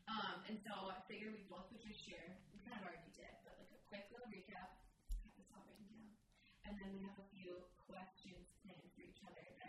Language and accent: English; Wisconsin, United States; now in Minnesota, United States; We're actually from Minnesota. I'm from last fall time, Wisconsin.